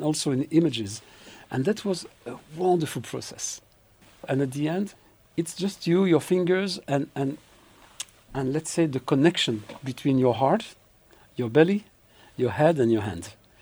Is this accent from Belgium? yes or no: yes; Belgium; now in Israel; I grew up in Belgium